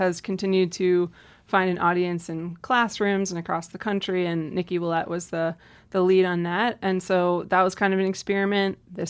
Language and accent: English; Maryland, United States; Yeah, so I grew up outside of Washington, D.C. In suburban Maryland.